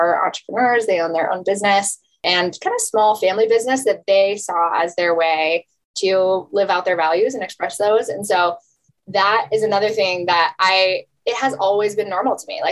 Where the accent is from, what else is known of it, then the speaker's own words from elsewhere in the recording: just north of Denver, Colorado, United States; I grew up 20 minutes from where I'm sitting now in just north of Denver, and we're based in Denver.